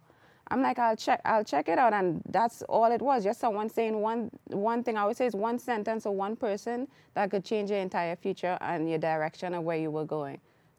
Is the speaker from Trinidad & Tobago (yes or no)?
yes; Trinidad & Tobago; And I am Trinidadian.